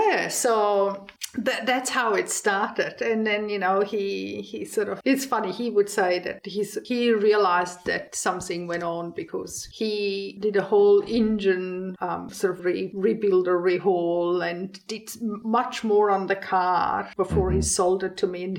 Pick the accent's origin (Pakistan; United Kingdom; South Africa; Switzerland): Switzerland; moved away as an adult; now in Australia; I grew up in the Swiss Alps, 2,000 meters above sea level in Mother Nature.